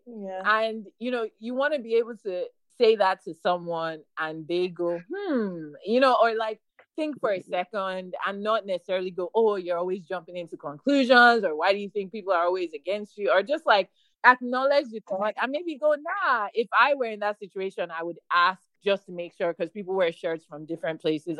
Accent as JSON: {"language": "English", "country": "Nigeria", "lives_now": "Houston, United States", "said": "as a Nigerian"}